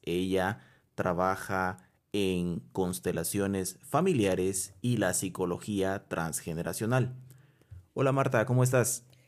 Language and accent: Spanish; Guatemala; nosotros como guatemaltecos